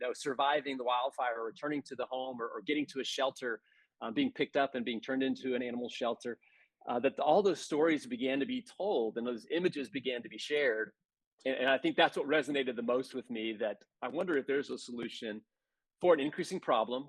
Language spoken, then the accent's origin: English; Texas, United States; I grew up in Texas